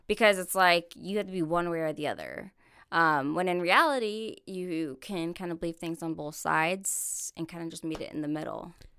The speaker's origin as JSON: {"language": "English", "town": "Corona", "region": "California", "country": "United States", "tie": "born or raised there", "moved": "as an adult", "lives_now": "Missouri, United States", "said": "Corona is about an hour to hour and a half north of San Diego. Okay. Uh, that's where I was born and raised"}